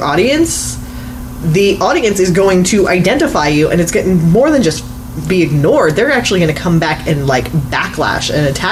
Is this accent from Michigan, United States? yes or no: no; California, United States; I'm from California and I'm a liberal